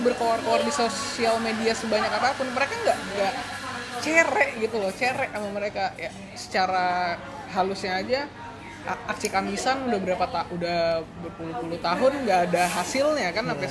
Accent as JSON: {"language": "Indonesian", "region": "Sumatra", "country": "Indonesia", "moved": "yes", "said": "gua uh, bukan orang Jawa hmm. gua orang Sumatera"}